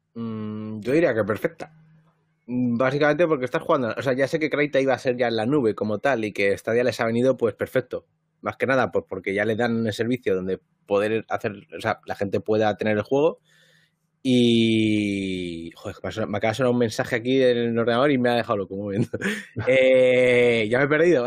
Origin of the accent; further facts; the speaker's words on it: Madrid, Community of Madrid, Spain; moved away; en Madrid, ¿no? Que es donde yo nací, donde he vivido siempre